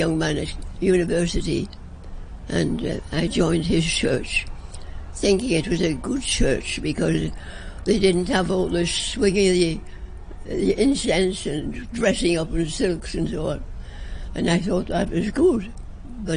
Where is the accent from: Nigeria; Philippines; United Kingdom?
United Kingdom; England; also born or lived in China; now in Hong Kong; As English people, we were considered enemy aliens